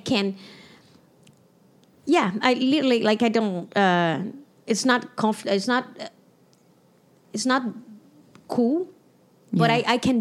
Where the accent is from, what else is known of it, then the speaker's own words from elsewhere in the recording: Brazil; English is a second language; moved away as an adult; also born or lived in Toronto / United States; I'm from Brazil. I grew up as a woman in Brazil.